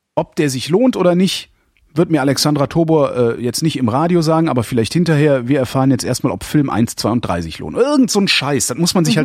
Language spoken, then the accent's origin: German; Cologne, North Rhine-Westphalia, Germany; ich lege gesteigerten Wert darauf, kein Berliner zu sein, ich bin Kölner